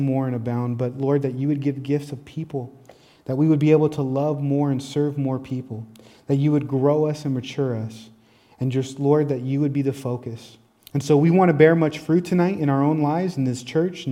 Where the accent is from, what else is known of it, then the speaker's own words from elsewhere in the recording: Tacoma, Washington, United States; also born or lived in Olympia; It even brought me from my hometown, Tacoma, to Olympia, another city